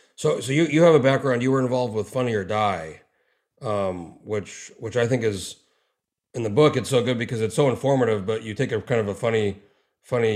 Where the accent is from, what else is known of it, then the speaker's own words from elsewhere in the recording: New Mexico, United States; moved away as an adult; now in Alaska, United States; I grew up in New Mexico. I moved to Alaska in 04